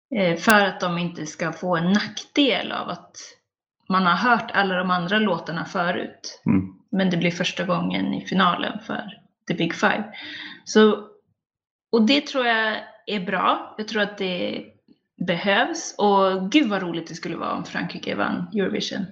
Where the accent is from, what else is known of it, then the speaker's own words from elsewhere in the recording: Sweden; jag är svensk